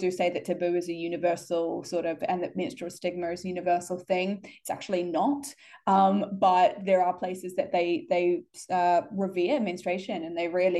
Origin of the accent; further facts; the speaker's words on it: New Zealand; where I grew up in New Zealand